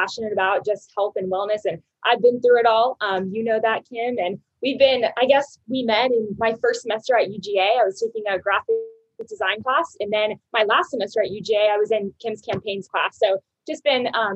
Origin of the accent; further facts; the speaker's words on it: Alpharetta, Georgia, United States; moved away as an adult; now in Denver, United States; I grew up in Alpharetta, Georgia. I lived there for 23 years